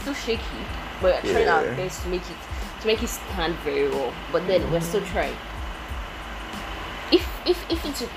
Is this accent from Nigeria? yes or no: yes; Nigeria; Being Nigerian